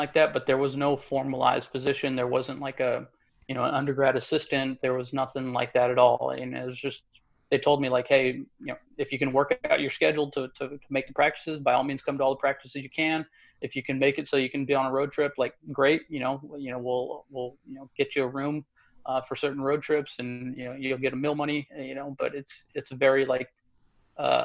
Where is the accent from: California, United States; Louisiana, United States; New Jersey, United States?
California, United States; Modesto; moved away as an adult; also born or lived in Santo Domingo, Dominican Republic; born and raised in Modesto, Central Valley Kid